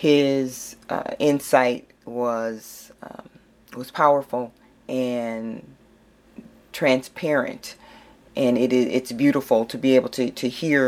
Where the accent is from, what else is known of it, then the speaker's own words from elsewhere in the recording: St. Paul, Minnesota, United States; Growing up in St. Paul, Minnesota, I didn't know much about jails, prisons, and people on probation.